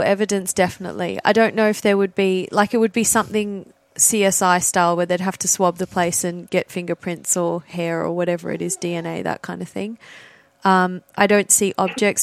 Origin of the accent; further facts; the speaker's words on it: Australia; I'm Australian